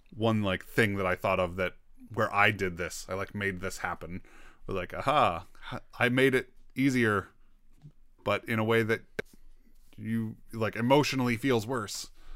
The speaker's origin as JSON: {"language": "English", "country": "United States", "said": "I'm an American"}